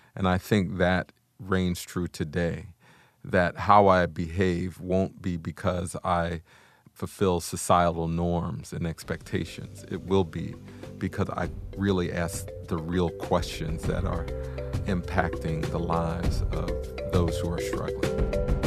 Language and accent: English; Wilkinsburg, Pennsylvania, United States; I grew up in Wilkinsburg, Pennsylvania, which is right on the inside of Pittsburgh, Pennsylvania